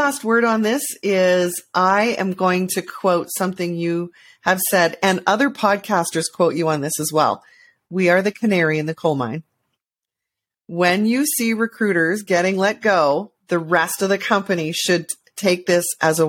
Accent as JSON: {"language": "English", "country": "Canada", "said": "As a Canadian, I think we all do."}